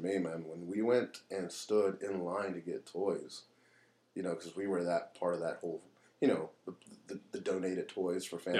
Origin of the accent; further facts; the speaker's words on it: Los Angeles, California, United States; now in Pennsylvania, United States; Los Angeles.